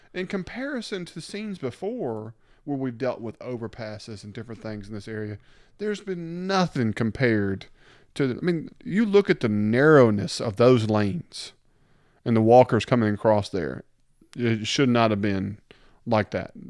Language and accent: English; the South, United States; We're from the South